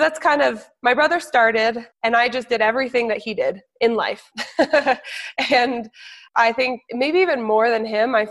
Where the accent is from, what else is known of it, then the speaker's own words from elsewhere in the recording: New Hampshire, United States; also born or lived in Colorado; I was born in Colorado. And then when I was seven and a half, we all moved to New Hampshire.